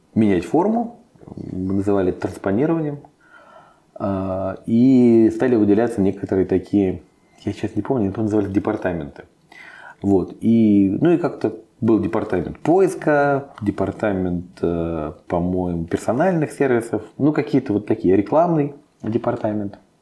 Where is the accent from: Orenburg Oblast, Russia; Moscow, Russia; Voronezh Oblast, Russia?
Moscow, Russia; я из Москвы, я родился, вырос, всю жизнь живу, все время в Москве